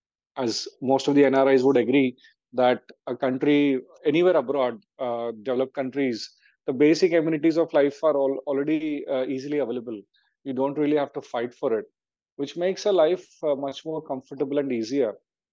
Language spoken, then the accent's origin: English; Hyderabad, Telangana, India; moved away as an adult; also born or lived in Australia; my background has been born and brought up in Hyderabad, India. Lived here for all my life.